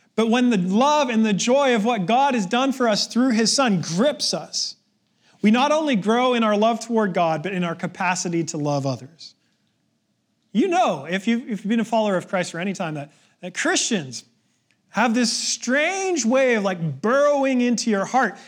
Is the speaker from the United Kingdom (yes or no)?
no; Canada